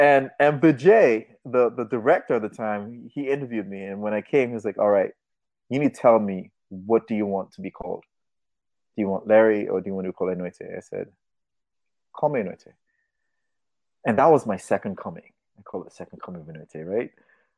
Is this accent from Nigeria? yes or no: yes; Nigeria; I'm from Africa, I'm from Nigeria, half Nigerian. I'm gonna give her a name from where I'm from, like the village where my father grew up